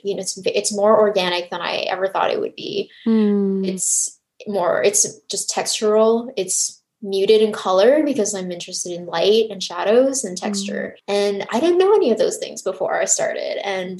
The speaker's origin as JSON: {"language": "English", "town": "Montreal", "region": "Quebec", "country": "Canada", "tie": "born or raised there", "also_born_or_lived": "Taiwan", "moved": "yes", "lives_now": "United States", "said": "my family moved from Taiwan to Canada when I was 5. Hmm. So when I was younger, my parents were working in the garment manufacturing industry in Montreal."}